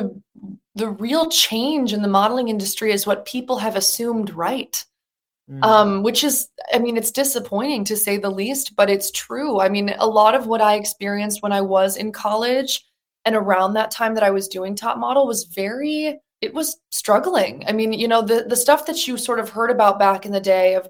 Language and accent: English; Birmingham, Michigan, United States; moved away as an adult; also born or lived in New York City; I was originally from Birmingham, Michigan. I did community theater, musical theater in my hometown my entire childhood